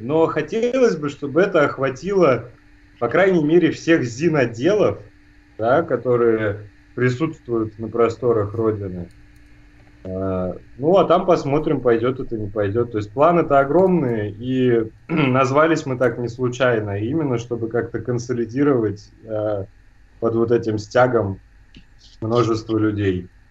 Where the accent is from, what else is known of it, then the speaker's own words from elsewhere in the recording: Germany; я немец, да, у нас другой строй гортани, и я говорю по-русски просто «деркэша»